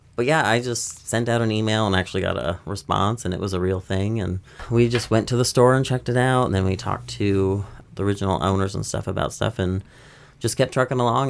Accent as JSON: {"language": "English", "region": "Upper Michigan", "country": "United States", "tie": "born or raised there", "also_born_or_lived": "Florida", "moved": "yes", "lives_now": "Nashville, United States", "said": "I grew up in Upper Michigan"}